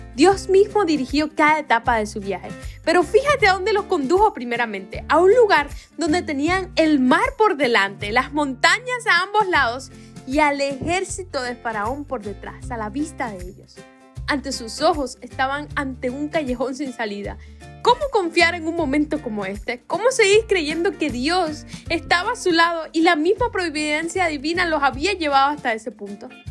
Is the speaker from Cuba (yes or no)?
yes; Cuba; Aquí en mi país, Cuba, le decimos espejuelos